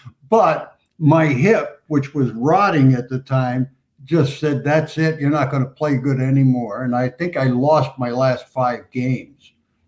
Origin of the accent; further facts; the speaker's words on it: Hialeah, Florida, United States; So I grew up in Hialeah, Florida, went to Hialeah High School, get a chance to pitch for that team.